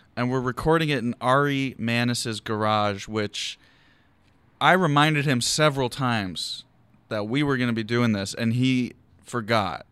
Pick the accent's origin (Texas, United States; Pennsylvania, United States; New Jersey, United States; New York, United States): Pennsylvania, United States; Philadelphia; now in Los Angeles, United States; I'm from Philadelphia, but I'm from Overbrook, which is West Philly